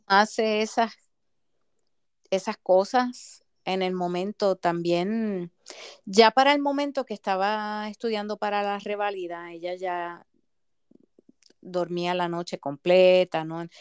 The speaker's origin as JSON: {"language": "Spanish", "country": "Puerto Rico", "also_born_or_lived": "Massachusetts, United States", "moved": "as an adult", "said": "yo regreso a Puerto Rico"}